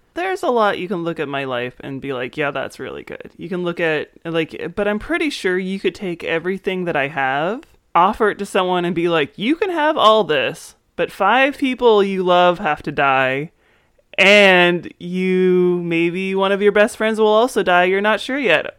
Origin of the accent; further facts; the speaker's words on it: Maryland, United States; growing up in Maryland